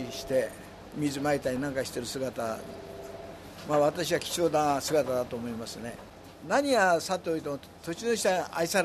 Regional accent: Tokyo, Japan; 私は生まれてここにいるわけですよ

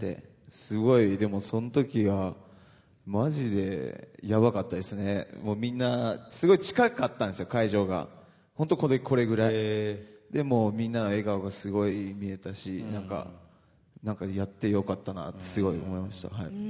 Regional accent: Misawa, Aomori, Japan; moved away; 僕の地元

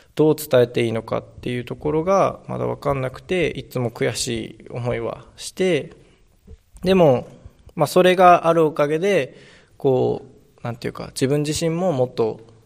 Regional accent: Fukushima, Japan; やっぱり自分が生まれて育ってきたふるさとだし

